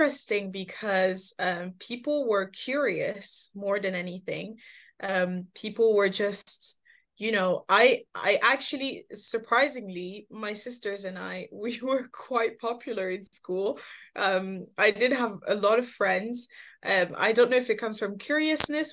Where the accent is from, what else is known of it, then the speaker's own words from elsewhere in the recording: Moult, Normandy, France; also born or lived in Paris; I moved to Normandy when I was just below 10, I want to say, moved to Normandy when my parents got separated. And so then I did most of my growing up in Normandy